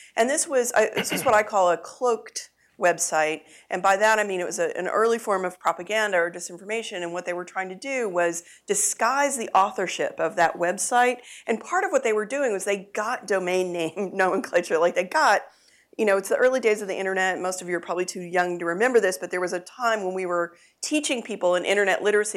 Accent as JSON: {"language": "English", "region": "Texas", "country": "United States", "tie": "born or raised there", "said": "I uh, was born and raised in Texas"}